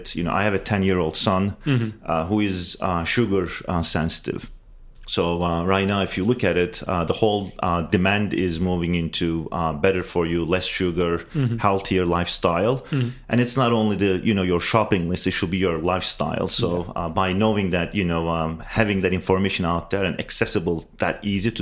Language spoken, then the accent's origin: English; Turkey; now in United States; me and my business partner originally from Turkey